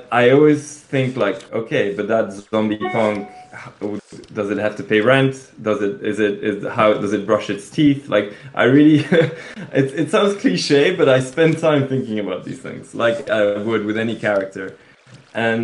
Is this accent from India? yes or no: no; Belgium; that's back home. I come from Belgium